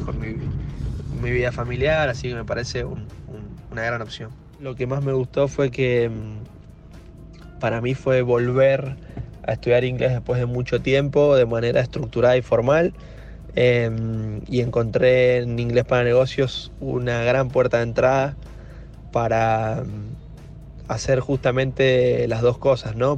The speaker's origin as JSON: {"language": "Spanish", "region": "San Juan", "country": "Argentina", "said": "Yo vivo en San Juan, soy sanjuanino."}